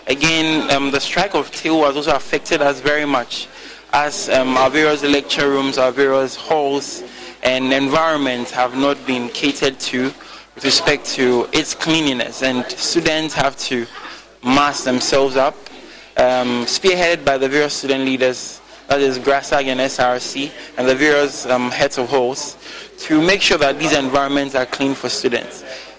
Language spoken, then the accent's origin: English; Sunyani, Bono, Ghana; I'm from Sunyane.